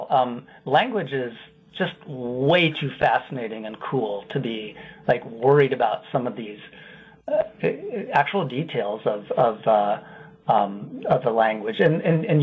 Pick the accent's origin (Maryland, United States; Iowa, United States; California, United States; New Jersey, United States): Iowa, United States; I'm from Iowa mostly but have moved around a fair bit. But I love Wisconsin.